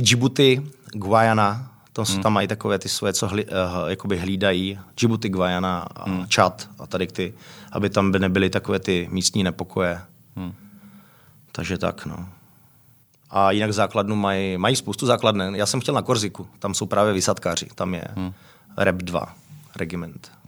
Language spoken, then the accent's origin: Czech; Frenštát pod Radhoštěm, Moravian-Silesian Region, Czechia; moved away as an adult; also born or lived in France / England; now in Prague, Czech Republic; odkud pocházím z Frenštátu, je to malé město